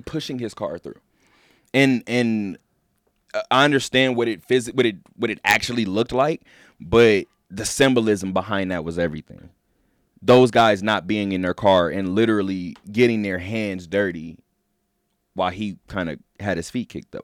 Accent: Southern California, United States; moved away; I love my hometown. I love just Southern California in general

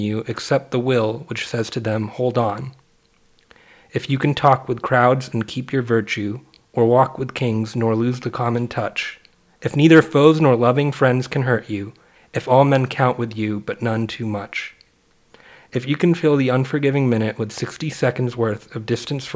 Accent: Phoenix, Arizona, United States; my parents immigrated from India in the 80s, and I was born in Phoenix, Arizona

